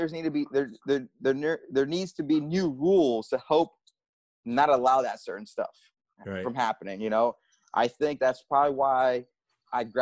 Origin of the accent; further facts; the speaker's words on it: New York City, New York, United States; I grew up in the Bronx